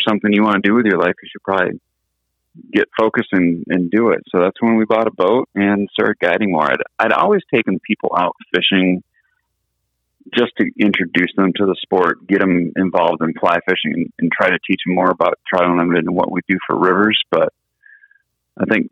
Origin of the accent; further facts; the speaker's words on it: West Michigan, United States; Growing up in West Michigan, there's so many people.